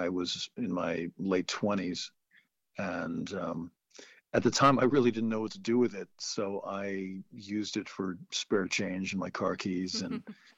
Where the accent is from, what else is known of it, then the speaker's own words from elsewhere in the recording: the Berkshires, Western Massachusetts, United States; also born or lived in New York City, New York; I grew up in New York City in the 70s, and then I moved to the Berkshires in Western Massachusetts when I was about 8 or so